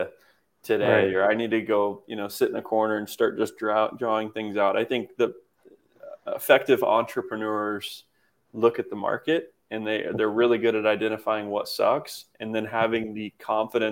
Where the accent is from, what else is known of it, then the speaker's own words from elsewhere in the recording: Kokomo, Indiana, United States; moved away; I moved back to my hometown of Indiana, to where I'm at now, Kokomo